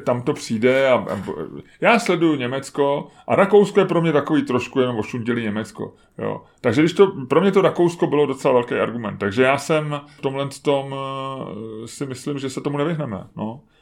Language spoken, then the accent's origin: Czech; Czechia; jsme prostě jako spořádaný Češi